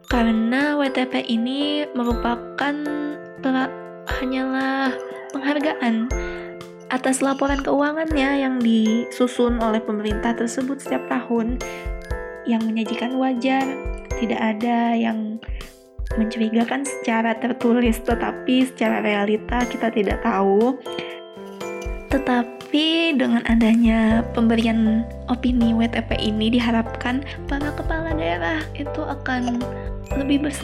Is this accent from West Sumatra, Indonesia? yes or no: no; Tanah Laut, South Kalimantan, Indonesia; saya mengambil Kabupaten Tanah Laut, kabupaten saya sendiri yang berada di Kalimat di Provinsi Kalimantan Selatan.